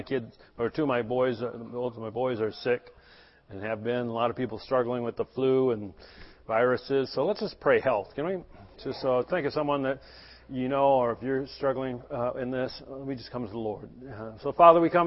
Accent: United States; growing up in America

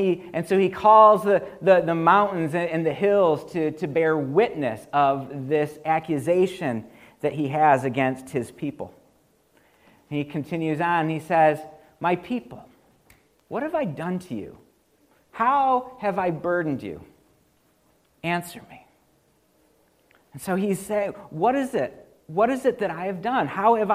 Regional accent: United States; I'm an American

